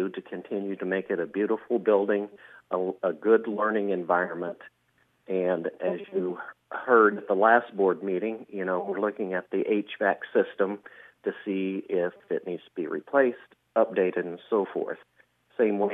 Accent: Shenandoah, Iowa, United States; I was born and raised here in Shenandoah, graduated from Shenandoah

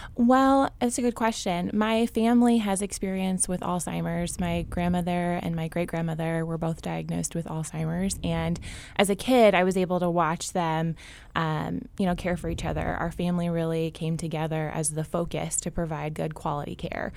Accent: Champaign, Illinois, United States; I am born and raised in Champaign

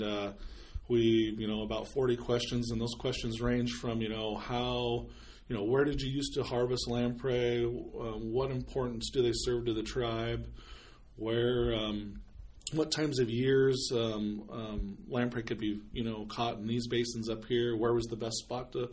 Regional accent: Cayuse, Oregon, United States; I was born and raised here in Cayuse, Oregon

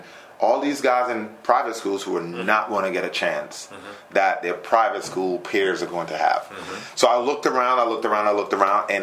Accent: St. Vincent & Grenadines; now in Triad, North Carolina, United States; I'm originally from St. Vincent, the Grenadines, lived here in the Triad for the last 15 years

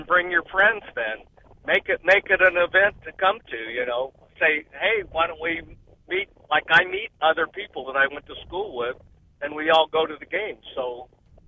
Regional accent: Madison, Wisconsin, United States; I'm from Madison, Wisconsin

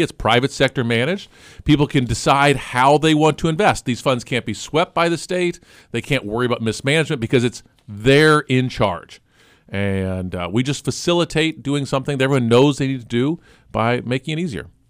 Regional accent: Gifford, Illinois, United States; I grew up in Gifford, Illinois

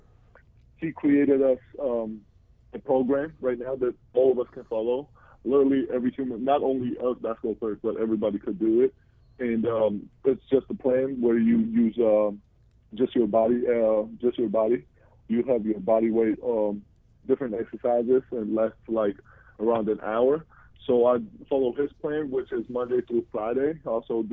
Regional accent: Georgia; moved away as an adult; also born or lived in New Jersey; now in United States; Republic of Georgia, which is my home country

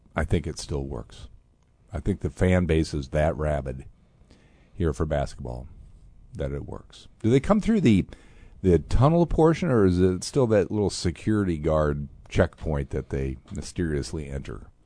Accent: Fort Wayne, Indiana, United States; I'm a Hoosier, right? I was born in Fort Wayne, beautiful Fort Wayne, Indiana.

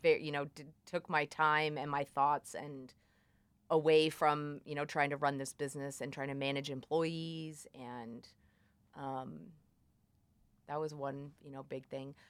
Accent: Columbia, United States; moved away as an adult; I, I'm from Columbia

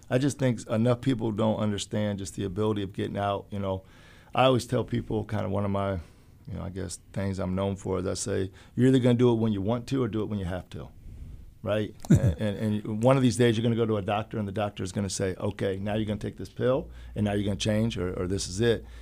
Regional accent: Urbana, Illinois, United States; growing up in Urbana

